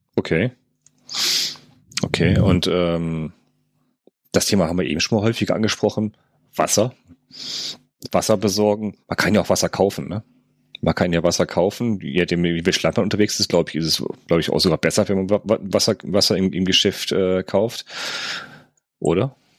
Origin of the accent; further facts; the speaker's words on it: North Rhine-Westphalia, Germany; bei uns in NRW